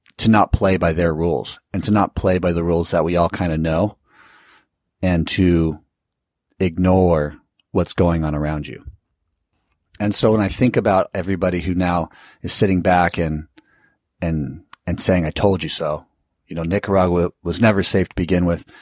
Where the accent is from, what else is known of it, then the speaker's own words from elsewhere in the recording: California, United States; I live in, I come from California